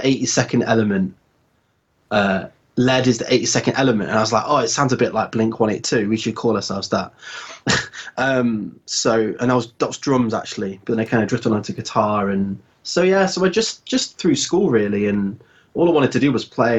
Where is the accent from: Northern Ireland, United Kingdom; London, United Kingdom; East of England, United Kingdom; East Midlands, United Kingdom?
East Midlands, United Kingdom; Leicester; moved away as an adult; also born or lived in Salford / Manchester; I'm from Leicester originally, and it was a pretty good place to grow up